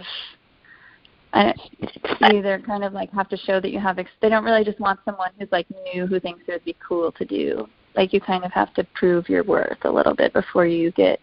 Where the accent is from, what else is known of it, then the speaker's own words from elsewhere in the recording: Rockford, Illinois, United States; moved away as an adult; now in Chicago, United States; I spent the first 3 years of my career in my hometown of Rockford